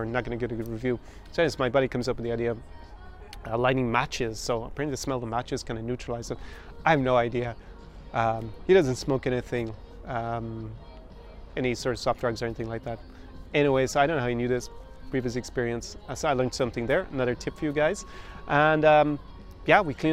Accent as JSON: {"language": "English", "country": "Ireland", "said": "As an Irishman"}